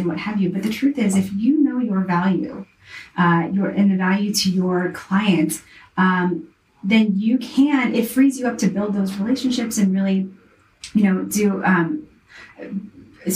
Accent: the South, United States; I was raised in the South

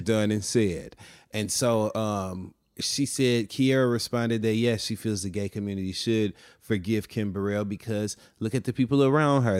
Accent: Flint, Michigan, United States; also born or lived in Detroit, Michigan

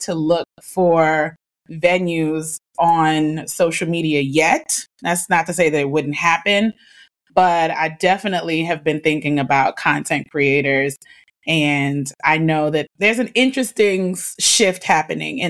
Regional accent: New York City, New York, United States; now in Virginia, United States; my address growing up in Harlem on 120 West 112th Street

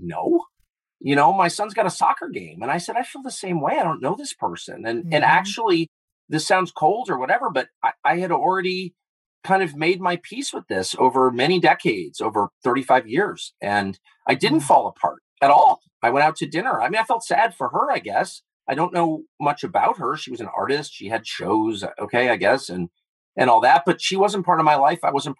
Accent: Los Angeles, California, United States; I grew up in Southern California at a time when people were doing really weird stuff.

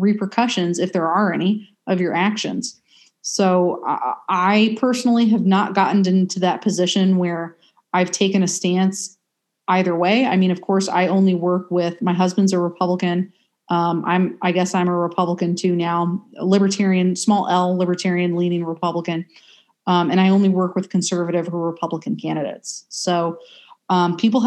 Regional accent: United States; as an American

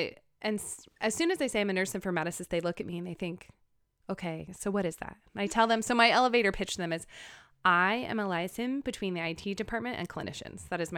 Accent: Manhattan Beach, California, United States; So I grew up in Manhattan Beach, California. I'm the oldest of four.

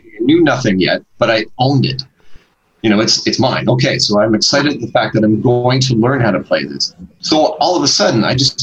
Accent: Hamilton, Ontario, Canada; also born or lived in Grimsby, Ontario; we moved from Hamilton, where I currently live. We moved to a smaller town called Grimsby

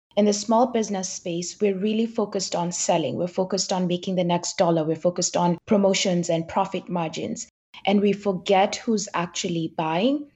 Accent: Kenya; I grew up in Kenya and both my parents are entrepreneurs

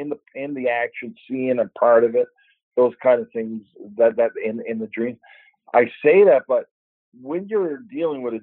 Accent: Canada; there's the influence of being Canadian and being in a Canadian world and painting from a Canadian perspective

